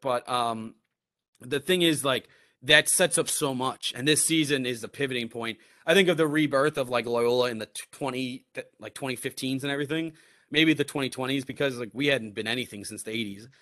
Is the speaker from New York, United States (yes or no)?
yes; New York, United States; moved away as an adult; also born or lived in East Coast; now in Chicago, United States; I'm not from the Midwest. I'm from New York